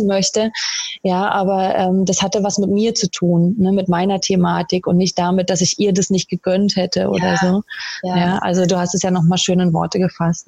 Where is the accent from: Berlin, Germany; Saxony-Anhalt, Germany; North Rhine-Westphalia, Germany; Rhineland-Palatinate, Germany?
Berlin, Germany; moved away as an adult; now in Austria; Ich komme ursprünglich aus Berlin